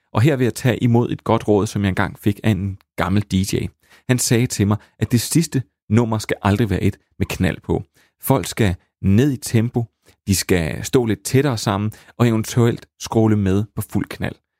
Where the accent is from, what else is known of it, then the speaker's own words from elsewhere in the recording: Slagelse, Zealand, Denmark; accent: vestlandske; på en klub i øh, Slagelse, hvor jeg kommer fra, der er mit vestlandske nok allerede givet mig væk